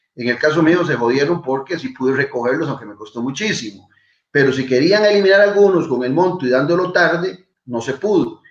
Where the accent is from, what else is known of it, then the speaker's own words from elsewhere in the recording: Tibás, San José, Costa Rica; Solo en mi pueblo, en Tibás